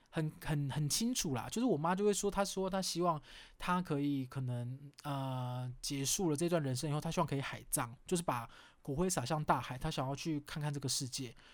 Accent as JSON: {"language": "Chinese", "region": "Kaohsiung", "country": "Taiwan", "said": "我是高雄人，然后我们就，我记得我们家那时候最近的是一个叫圣公医院吧"}